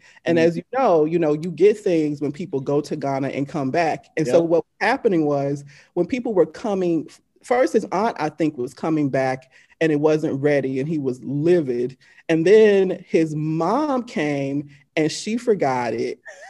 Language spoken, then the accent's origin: English; Deep South, United States; as a Southern born Black woman, you know, right, growing up in the Deep South